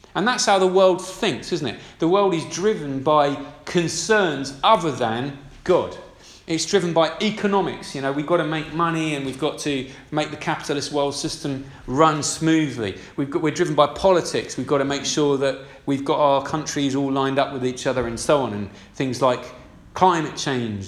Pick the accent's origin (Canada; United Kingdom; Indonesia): United Kingdom; We're decent British citizens